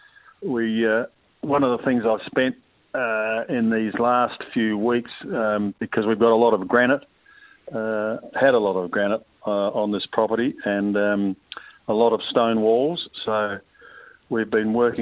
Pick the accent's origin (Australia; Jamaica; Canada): Australia; southeast of South Australia; also born or lived in Lismore, Victoria / Victoria; now in east of Melbourne, Australia; someone who was brought up as a youngster on the land in the southeast of South Australia